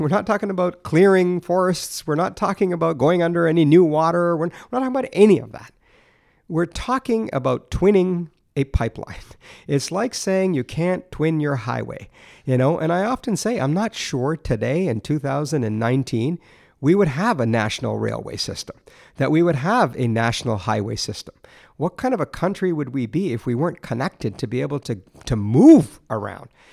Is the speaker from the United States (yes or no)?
no; Alberta, Canada; moved away as an adult; now in Ontario, Canada; growing up in Alberta